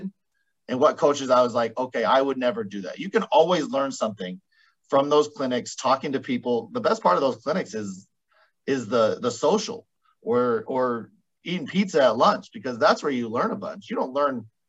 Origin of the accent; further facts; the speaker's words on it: Caldwell, Idaho, United States; the College of Idaho right here next to my hometown